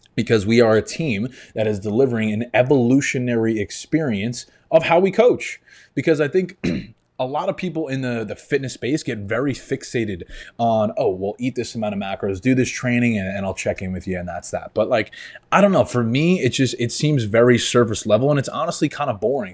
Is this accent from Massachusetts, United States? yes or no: no; New York, United States; moved away as an adult; now in Florida, United States; I grew up in New York. I spent twenty-five years there